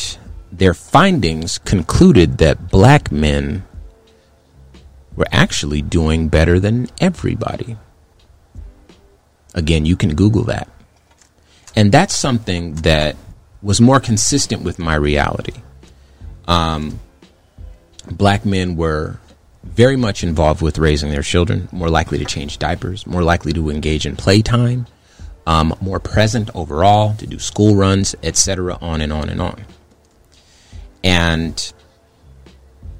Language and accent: English; Compton, California, United States; moved away; also born or lived in Phoenix, Arizona; I'm from Compton, California in the 80s. So I was born in that.